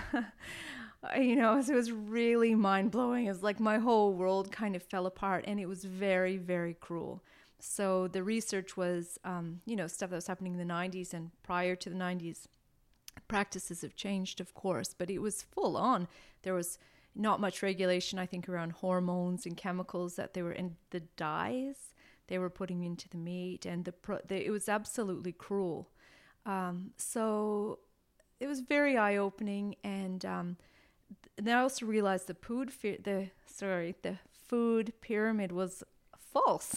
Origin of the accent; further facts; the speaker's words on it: near Toronto, Ontario, Canada; moved away as an adult; also born or lived in Taiwan / Melbourne, Australia; now in Australia; I was born near Toronto, and um, I stayed in Canada until I was 25